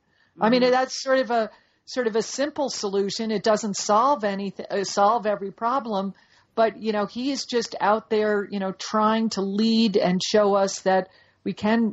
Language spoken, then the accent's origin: English; Dallas, Texas, United States; I'm from Dallas, and I'm proud to be from Dallas